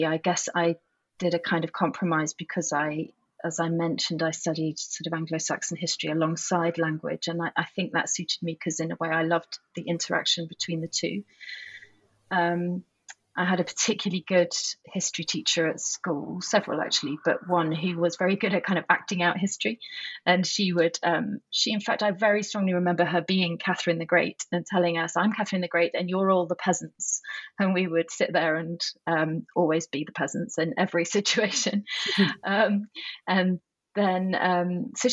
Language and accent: English; Manchester, North West England, United Kingdom; moved away as an adult; also born or lived in Newcastle upon Tyne / Oxford / Prague / Russia; I grew up in Manchester, just outside Manchester, and went to school there.